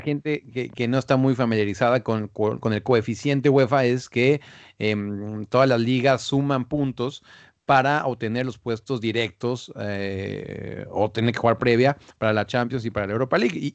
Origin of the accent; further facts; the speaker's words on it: Mexico; en México, en mi país